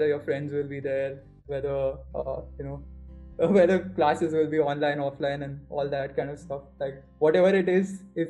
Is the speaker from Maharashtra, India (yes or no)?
no; Bangalore, Karnataka, India; So, I mean, I'm from Bangalore, right? So I've mostly spent my time in the Karnataka area only.